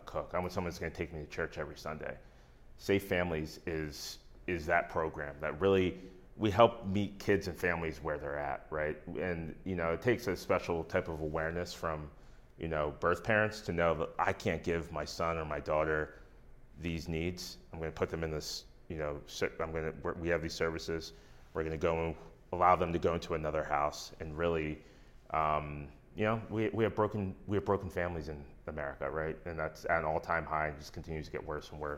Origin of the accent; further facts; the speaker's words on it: Lancaster, Pennsylvania, United States; also born or lived in San Jose, Costa Rica / Willow Street, Pennsylvania; I grew up in Lancaster. We lived in the city for 5 years. And then my parents moved us to Willow Street